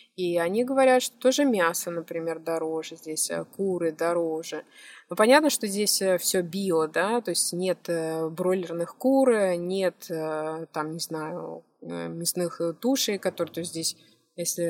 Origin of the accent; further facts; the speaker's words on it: Moscow, Russia; moved away as an adult; now in Albania; я сама из Москвы